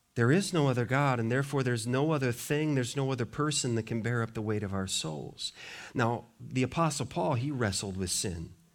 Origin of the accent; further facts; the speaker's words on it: Montana, United States; I grew up in Montana.